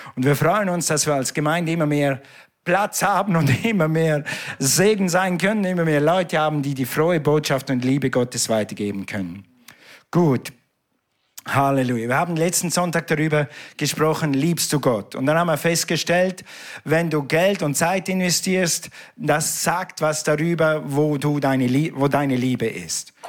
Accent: Switzerland; ich bin ja ein Schweizer. Wir reden nicht so schnell

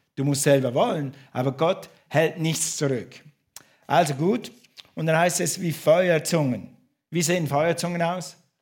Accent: St. Gallen, Switzerland; moved away; in meiner Heimatstadt in St. Gallen

